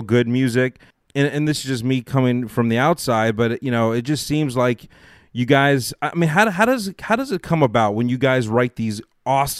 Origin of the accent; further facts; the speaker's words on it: Los Angeles, California, United States; I'm in Los Angeles. I grew up. I was born right here